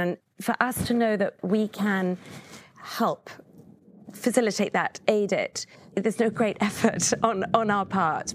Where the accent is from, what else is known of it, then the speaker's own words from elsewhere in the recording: England, United Kingdom; moved away; I, being English